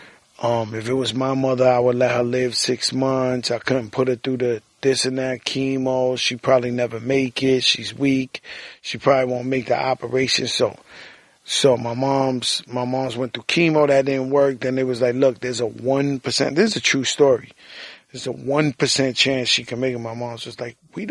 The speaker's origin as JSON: {"language": "English", "town": "New York City", "region": "New York", "country": "United States", "tie": "born or raised there", "said": "I was born in Bronx, nigga, in the Mecca."}